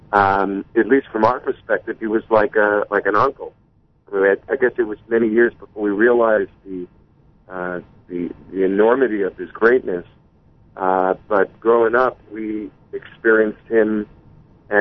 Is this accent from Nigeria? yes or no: no; White Plains, New York, United States; we're originally born and raised in White Plains, New York